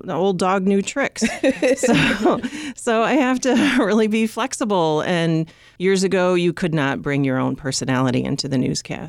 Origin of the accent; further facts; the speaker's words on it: Illinois, United States; You know, I grew up in the Western suburbs and my dad worked for the Chicago Tribune